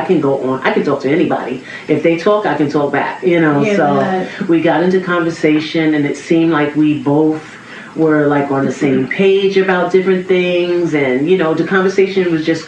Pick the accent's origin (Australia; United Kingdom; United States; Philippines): United States; New York City, New York; I'm from Queens